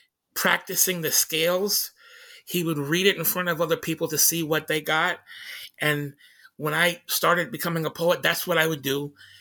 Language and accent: English; Tacoma, Washington, United States